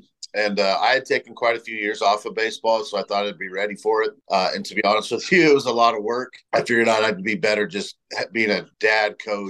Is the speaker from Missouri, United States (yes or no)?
no; Southern California, United States; moved away as an adult; also born or lived in South Dakota; I'm from Southern California originally.